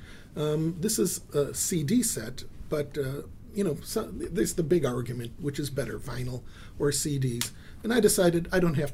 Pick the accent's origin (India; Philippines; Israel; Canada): Israel; I was born in Israel